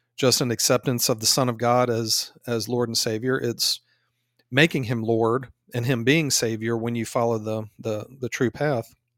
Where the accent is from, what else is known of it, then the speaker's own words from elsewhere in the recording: United States; we're from America